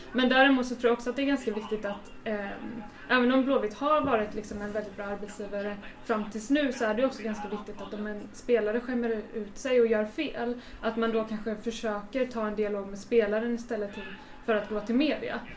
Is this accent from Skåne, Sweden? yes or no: no; Gothenburg, Västra Götaland, Sweden; där jag uppväxt i, i Masthugget